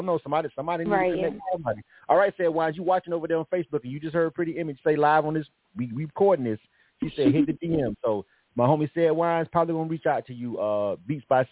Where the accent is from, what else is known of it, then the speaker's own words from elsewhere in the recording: Florida, United States; now in Atlanta, United States; I'm born and raised in Florida myself. I've been in Atlanta for a long time, but Florida's home for me.